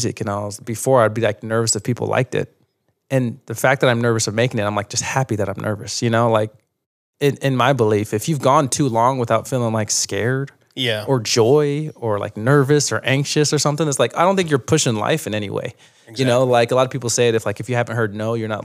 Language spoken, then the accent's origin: English; Fruit Heights, Utah, United States; moved away; also born or lived in New York; I'm from Davis County, so Fruit Heights, like Cherry Hill area